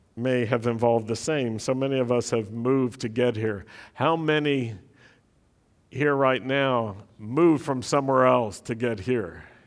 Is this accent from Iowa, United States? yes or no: no; Roanoke, Virginia, United States; the Jewish community in my hometown, Roanoke, Virginia